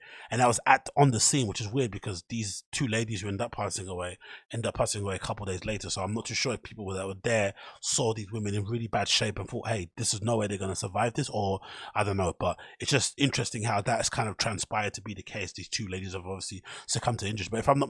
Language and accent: English; Newham, London, United Kingdom; from Newham, the same borough that I grew up in East London